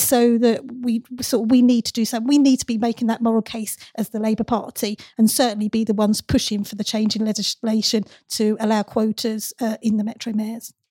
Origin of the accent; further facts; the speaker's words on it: Castle Point, Essex, East of England, United Kingdom; The, uh, constituency I grew up in, Castle Point